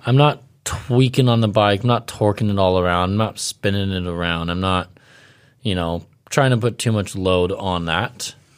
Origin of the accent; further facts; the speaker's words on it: Ventura, California, United States; where I grew up in Ventura